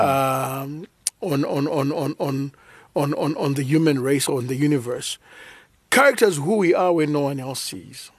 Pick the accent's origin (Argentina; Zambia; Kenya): Zambia; I was born in Zambia, naturally, nineteen seventy.